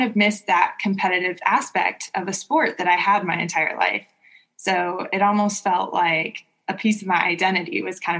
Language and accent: English; Southern California, United States; moved away as an adult; also born or lived in Indiana; now in Michigan, United States; I grew up in Southern California, but my parents now live in South Lake Tahoe